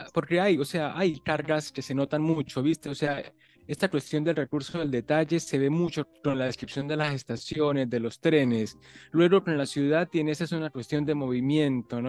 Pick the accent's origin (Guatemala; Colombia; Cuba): Colombia; yo soy colombiano